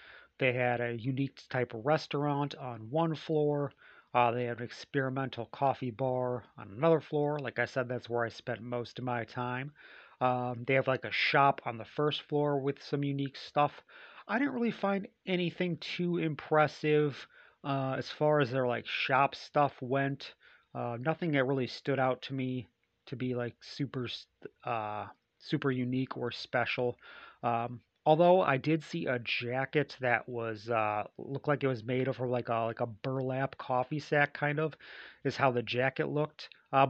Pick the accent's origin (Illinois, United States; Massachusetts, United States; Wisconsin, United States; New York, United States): Illinois, United States; Chicago; And I just returned from a trip back to my hometown area. I traveled back to Chicago.